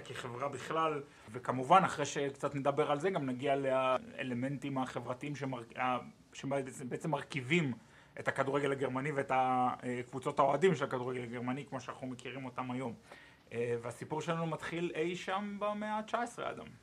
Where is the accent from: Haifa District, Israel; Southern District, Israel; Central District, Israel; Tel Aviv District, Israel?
Southern District, Israel; Ashdod; moved away as an adult; now in Cologne, Germany; במקור מאשדוד, אמ, עיר הולדתי